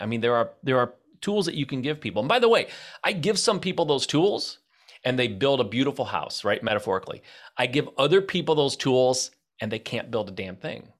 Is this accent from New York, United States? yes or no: no; Michigan, United States; I'm from Michigan.